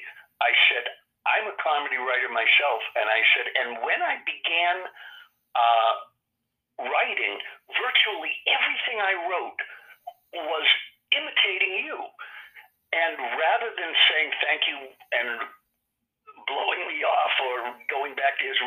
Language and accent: English; Sharon, Massachusetts, United States; I grew up in Massachusetts. That's where I watched hours and hours of television, Massachusetts television, deciding I'd like to give that a crack when I was a kid. That was in southern Massachusetts in a town called Sharon